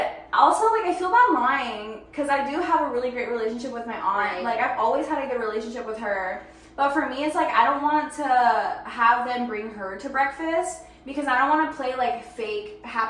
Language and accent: English; Myrtle Beach, South Carolina, United States; now in Charlotte, United States; I was born and raised in Myrtle Beach